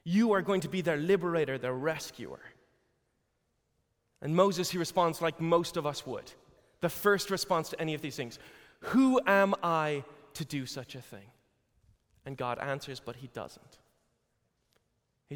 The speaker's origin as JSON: {"language": "English", "country": "Ireland", "said": "I'm Irish"}